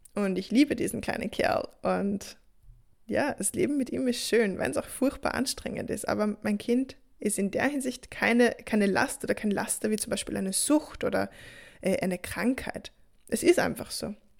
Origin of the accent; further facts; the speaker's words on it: Austria; bei uns in Österreich